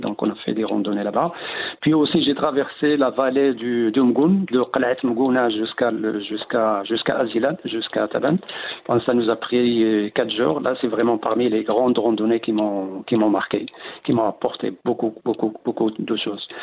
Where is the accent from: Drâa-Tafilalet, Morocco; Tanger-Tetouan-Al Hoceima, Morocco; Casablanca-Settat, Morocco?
Drâa-Tafilalet, Morocco; Tinghir; dans mon village natal, la Tinrer. Donc, on a est situé entre deux massifs, l'anti-Atlas d'un côté et le haut Atlas.